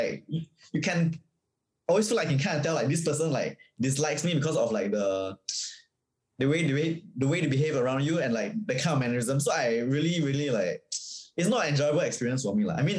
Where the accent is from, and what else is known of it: Singapore; born or raised there